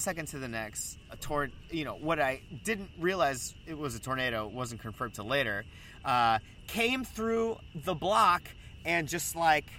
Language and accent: English; the South, United States; now in Chicago, United States; I'm from the South